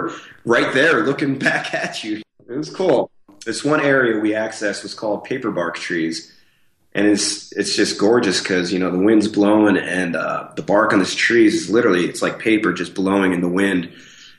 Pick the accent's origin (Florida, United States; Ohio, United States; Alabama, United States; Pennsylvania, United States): Pennsylvania, United States; State College; moved away; I grew up in Pennsylvania